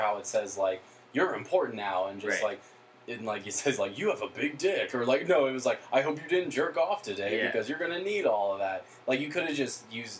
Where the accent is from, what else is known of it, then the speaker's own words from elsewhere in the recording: Lancaster, Pennsylvania, United States; I grew up in Lancaster, basically, for the majority of my life